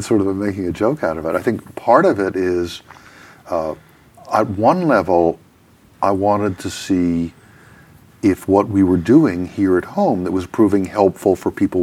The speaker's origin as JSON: {"language": "English", "town": "New York City", "region": "New York", "country": "United States", "tie": "born or raised there", "said": "I was born and raised in New York City, in Manhattan, on the Upper East Side"}